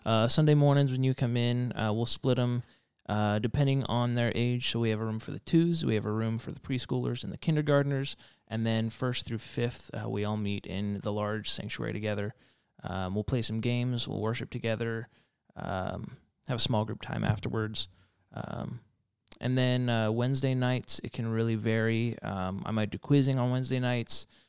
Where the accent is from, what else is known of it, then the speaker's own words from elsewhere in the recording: Reno, Nevada, United States; moved away as an adult; I grew up in Reno, Nevada, not Nevada.